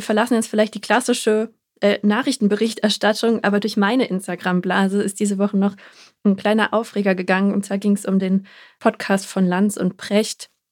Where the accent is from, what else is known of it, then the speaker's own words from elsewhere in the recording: Germany; bei uns in Deutschland